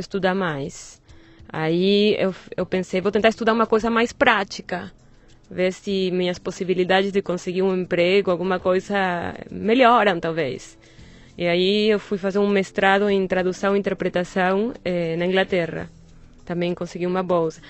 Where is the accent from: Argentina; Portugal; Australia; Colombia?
Argentina; Buenos Aires; Portuguese is a second language; moved away as an adult; now in Brazil; Eu nasci em Buenos Aires